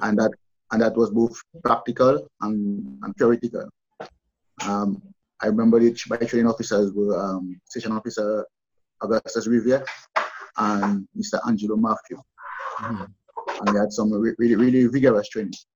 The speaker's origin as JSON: {"language": "English", "town": "Roseau", "region": "Saint George", "country": "Dominica", "tie": "born or raised there", "said": "we in Roseau, I was born in Roseau"}